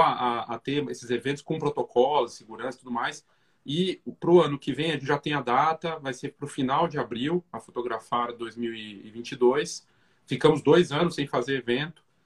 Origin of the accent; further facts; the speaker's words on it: Curitiba, Paraná, Brazil; now in São Paulo, Brazil; eu sou de Curitiba, a gente é de Curitiba, né? mas eu já estou mais tempo em São Paulo hoje